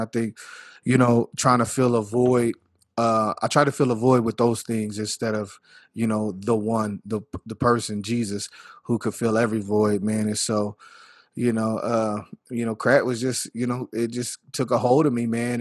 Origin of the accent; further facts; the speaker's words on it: Earth, Texas, United States; also born or lived in Littlefield, Texas; I was born in Littlefield, Texas, where the hospital was, same county or whatever, but, you know, I was raised in earth, Texas, all my life